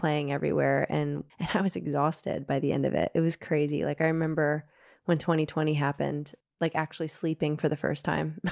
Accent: Nashville, Tennessee, United States; moved away as an adult; also born or lived in Liverpool, United Kingdom; now in United Kingdom; growing up in Nashville

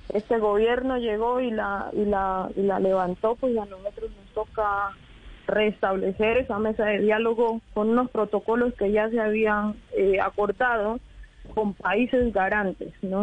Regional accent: Colombia

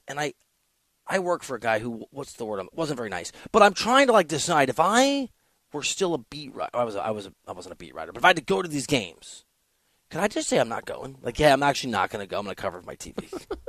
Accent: Iowa, United States; I'm not from there, but I'm from Iowa and I'm from a blue collar city there.

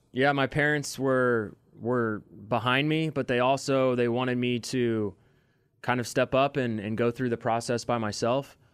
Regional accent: Overland Park, Kansas, United States; I grew up in Overland Park, Kansas

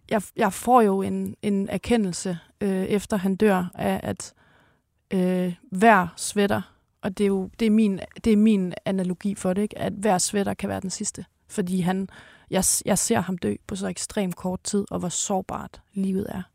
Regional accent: North Jutland, North Denmark Region, Denmark; moved away; deroppe i Nordjylland, hvor jeg kommer fra

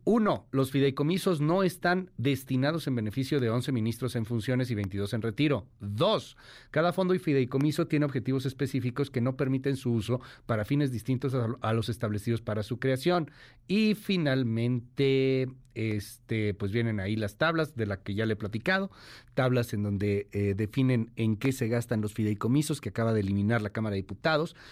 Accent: Mexico; siendo mexicanos

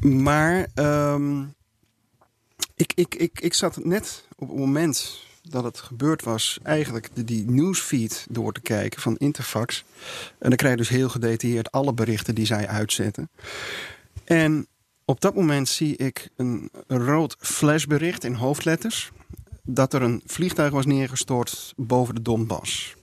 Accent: Netherlands; als Nederlanders

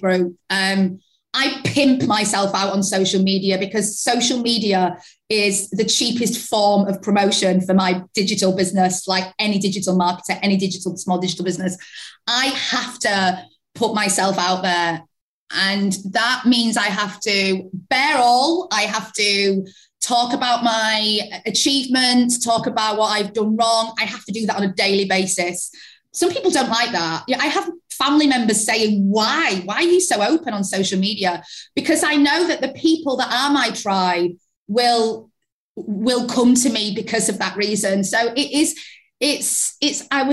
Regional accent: Yorkshire and the Humber, United Kingdom; also born or lived in London; I moved back to Yorkshire from London, and I was in an office in London working for an agency, when I moved back home

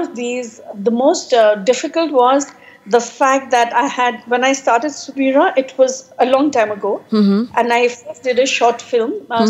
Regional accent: Chandigarh, India; moved away as an adult; also born or lived in Ludhiana, Punjab, India / Shimla, Himachal Pradesh, India; now in Kenya; when I was in India, I was raised in Chandigarh and my early childhood was in Ludhiana. And we were in a joint family as children. I was the eldest of two daughters.

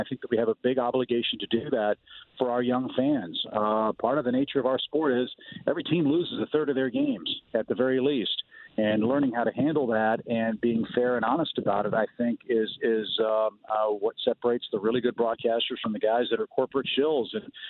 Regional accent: Midwest, United States; moved away; like so many kids, I grew up in the Midwest.

